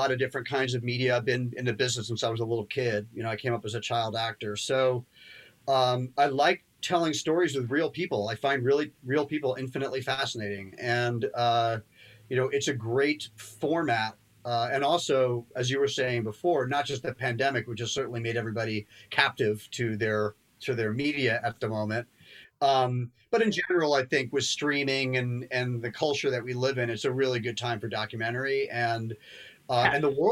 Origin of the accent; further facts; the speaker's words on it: London, United Kingdom; moved away; I was born in London